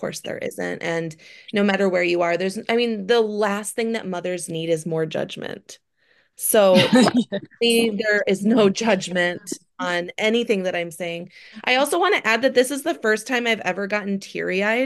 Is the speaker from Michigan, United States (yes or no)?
yes; Michigan, United States; moved away; also born or lived in Southern California; Growing up in Michigan, I never had an appreciation for the outdoors, but now coming back as an adult